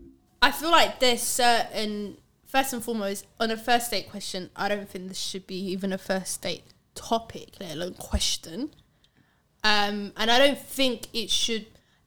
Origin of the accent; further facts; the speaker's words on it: Mogadishu, Banaadir, Somalia; No, he knew I was from Mogadishu.